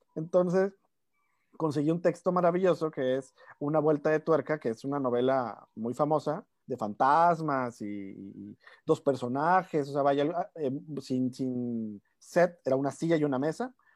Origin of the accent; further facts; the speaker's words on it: Monterrey, Nuevo León, Mexico; somos eh, tres regios los que estamos escribiendo